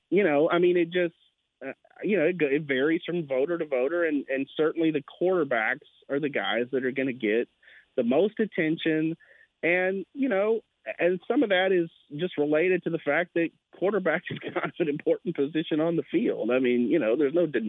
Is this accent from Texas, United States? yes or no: yes; Brenham, Texas, United States; moved away as an adult; now in Waco, United States; I was a sports editor at my hometown paper in Brenham